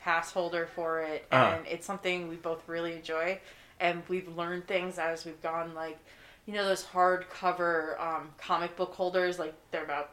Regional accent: Monmouth County, New Jersey, United States; I grew up in Monmouth County, but now I live local to the area.

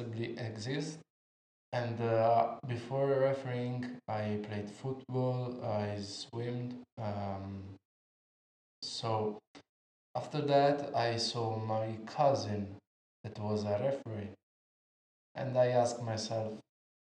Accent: near Pescara, Abruzzo, Italy; I'm from Italy, actually near Pescara, that is in Abruzzo.

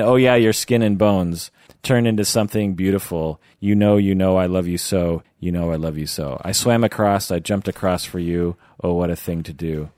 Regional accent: Seattle, Washington, United States; also born or lived in Kent, Washington / Issaquah, Washington; I've lived in Seattle, the Seattle area, my entire

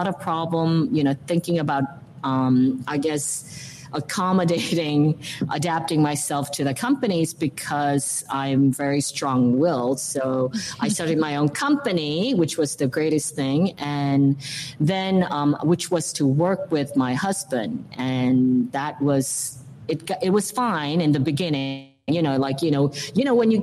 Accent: New York City, New York, United States; born or raised there; also born or lived in South Korea; now in Verona, Italy

